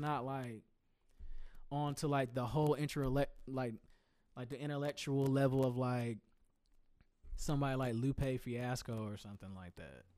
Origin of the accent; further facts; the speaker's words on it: Greensboro, North Carolina, United States; I told you I'm from Greensboro